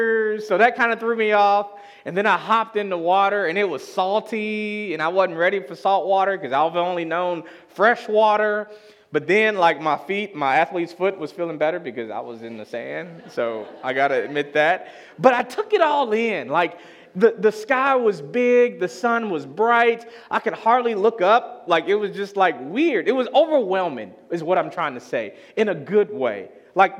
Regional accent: Chicago, Illinois, United States; moved away; I'm from Chicago. It's the Midwest, and we have Lake Michigan

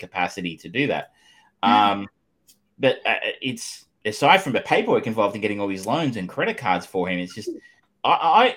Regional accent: Australia; I am Australian

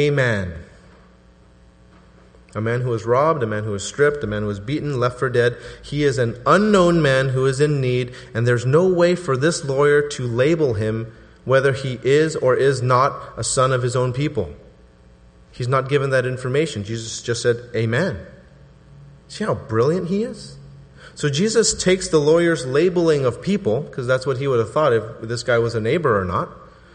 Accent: Southern California, United States; I'm from Southern California because I put the before 80

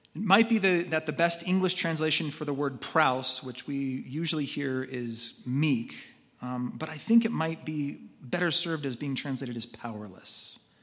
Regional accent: United States; As American consumers

